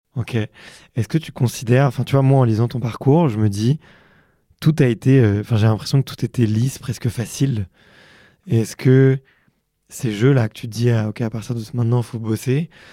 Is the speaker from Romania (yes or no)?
no; Montreuil, Fontenay-sous-Bois, Ivry-sur-Seine, Île-de-France, France; j'ai grandi à Montreuil et à Fontenay-sous-Bois et à Ivry-sur-Seine